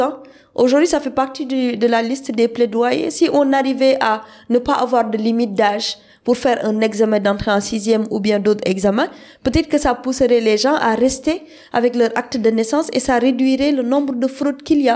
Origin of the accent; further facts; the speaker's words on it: Senegal; je suis sénégalaise